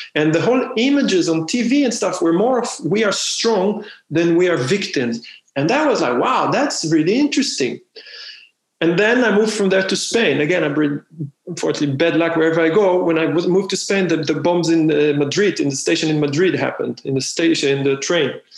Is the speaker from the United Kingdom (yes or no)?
no; Israel; moved away; I'm from Israel